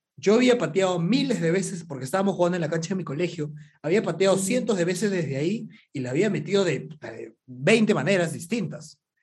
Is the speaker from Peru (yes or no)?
yes; Arequipa, Peru; moved away as an adult; also born or lived in Lima; soy arequipeño